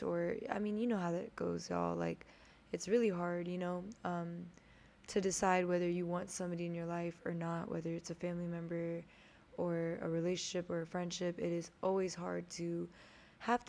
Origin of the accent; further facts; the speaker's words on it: Houston, Texas, United States; I'm from Houston, Texas